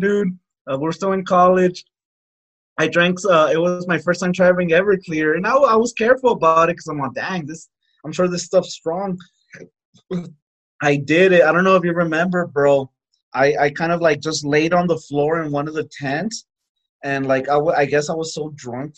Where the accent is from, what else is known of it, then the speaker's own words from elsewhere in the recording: Texas, United States; I'm a Texan